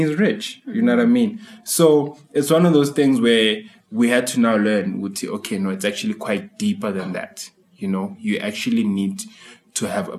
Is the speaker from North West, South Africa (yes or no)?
no; Tembisa, Gauteng, South Africa